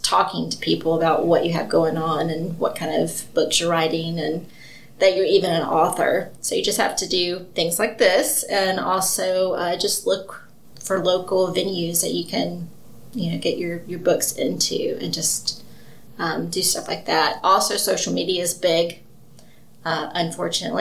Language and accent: English; Mobile, Alabama, United States; now in Athens, United States; I'm originally from Mobile